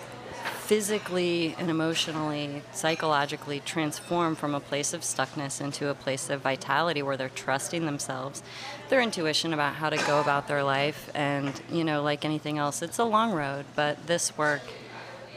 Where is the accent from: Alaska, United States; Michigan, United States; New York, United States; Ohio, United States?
Alaska, United States; also born or lived in Bellingham / Seattle / Olympia / Portland; now in New Orleans, United States; I'm from Alaska originally